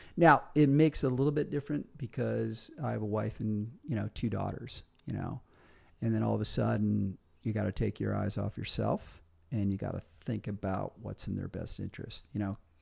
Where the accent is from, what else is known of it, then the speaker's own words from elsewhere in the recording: Michigan, United States; moved away as an adult; also born or lived in Colorado / Australia; leaving my hometown in Michigan